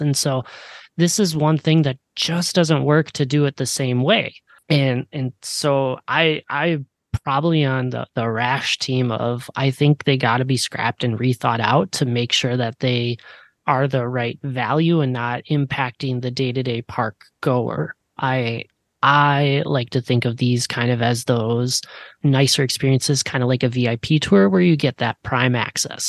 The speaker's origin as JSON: {"language": "English", "region": "Midwest", "country": "United States", "tie": "born or raised there", "said": "growing up in the Midwest, I was a big Six Flags person"}